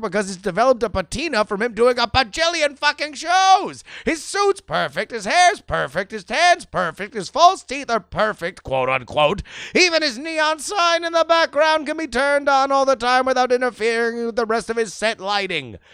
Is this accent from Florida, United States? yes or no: yes; Florida, United States; my home state of Florida